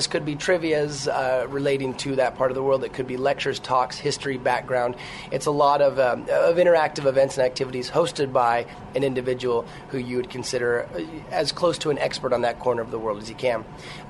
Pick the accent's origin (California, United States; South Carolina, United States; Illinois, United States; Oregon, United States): Oregon, United States; Portland; Portland, Oregon.